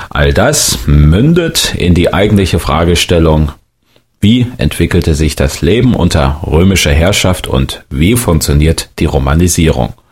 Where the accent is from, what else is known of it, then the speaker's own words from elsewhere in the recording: Rhineland, Germany; was sind wir Rheinländer? Sind wir Kelten? Sind wir Römer? Oder sind wir Germanen? Welche Wurzeln haben wir bei uns?